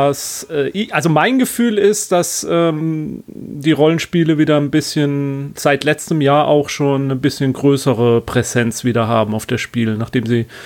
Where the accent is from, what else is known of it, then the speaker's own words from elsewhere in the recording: Schleswig-Holstein, Germany; Ja, also als Schleswig-Holsteiner kann ich das gerade so noch als Norddeutschland durchgehen lassen.